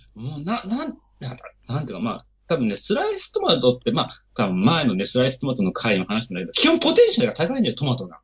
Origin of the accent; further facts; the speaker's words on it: near Kumamoto, Kyushu, Japan; moved away; also born or lived in Osaka; 私も熊本の近くの、あの、出身なんで